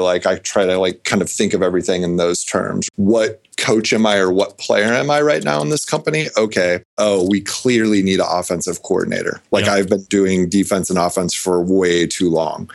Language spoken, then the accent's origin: English; Nebraska, United States; I grew up in Nebraska